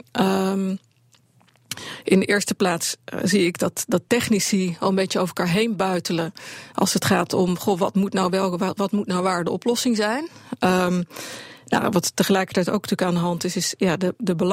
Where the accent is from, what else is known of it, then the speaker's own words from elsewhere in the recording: Netherlands; dat is een groot verschil als Nederlander. Als je geboren wordt, het eerste wat je leert is dat als een gaatje in de dijk zit, dat je je vinger erin moet steken.